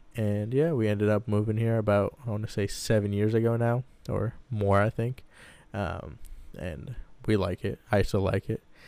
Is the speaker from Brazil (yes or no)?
no; Baghdad, Baghdad Governorate, Iraq; also born or lived in San Diego, United States; now in Lincoln, Nebraska, United States; I was born and raised in Baghdad, Iraq